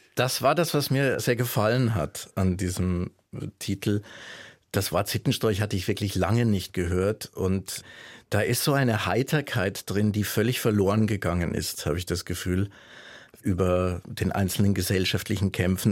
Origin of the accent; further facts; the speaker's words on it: Würzburg, Bavaria, Germany; moved away as an adult; now in Leipzig, Germany; bin ich groß geworden in Franken